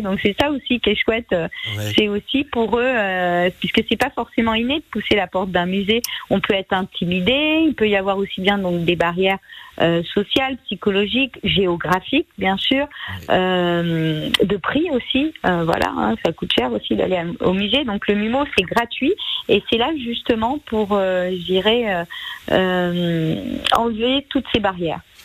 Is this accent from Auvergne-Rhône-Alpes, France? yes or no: yes; Auvergne-Rhône-Alpes, France; quand j'étais petite, j'habitais en Auvergne dans une zone très rurale